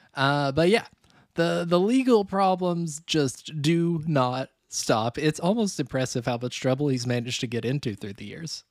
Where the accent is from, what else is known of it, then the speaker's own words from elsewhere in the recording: Gatlinburg, Tennessee, United States; also born or lived in San Francisco; now in Chicago, United States; growing up near Gatlinburg